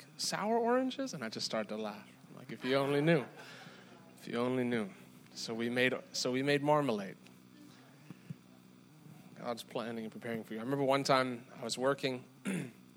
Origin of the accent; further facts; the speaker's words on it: South Africa; moved away; I'm from South Africa